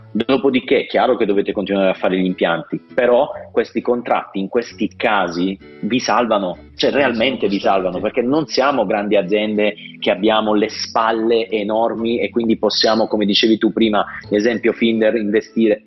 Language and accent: Italian; Apulia, Italy; io sono pugliese, quindi sto vivendo in Puglia il dramma del turismo